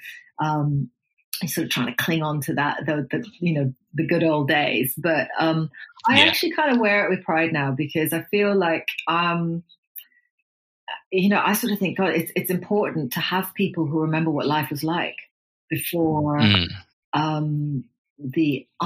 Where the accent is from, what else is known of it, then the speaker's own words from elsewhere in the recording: Nairobi, Kenya; Growing up in Kenya with, you know, the kind of twin influences of my mom and my dad